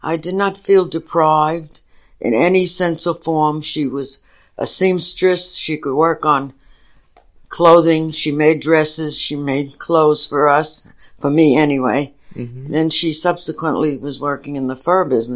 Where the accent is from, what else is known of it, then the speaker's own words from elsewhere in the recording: New York City, New York, United States; also born or lived in Brooklyn, New York; I grew up in the Bronx, mostly. I was born in Brooklyn, but my parents moved to the Bronx when I was very young